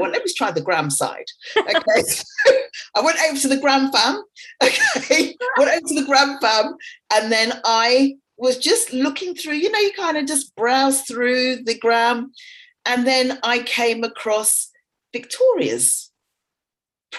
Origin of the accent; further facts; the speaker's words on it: England, United Kingdom; moved away as an adult; also born or lived in Dubai; came back to England, came back to my hometown